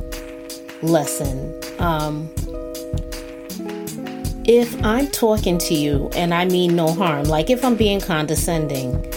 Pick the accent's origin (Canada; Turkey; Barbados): Barbados; I'm from Barbados